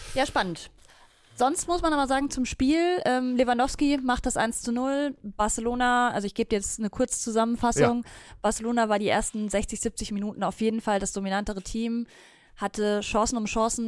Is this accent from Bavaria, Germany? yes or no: yes; Bavaria, Germany; bei uns in Bayern